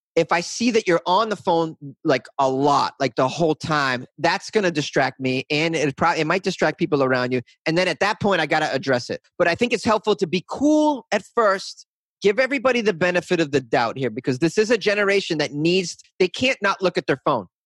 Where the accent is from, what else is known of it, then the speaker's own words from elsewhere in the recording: north of Boston, Massachusetts, United States; accent: Boston; the town I grew up in was a little bit north of Boston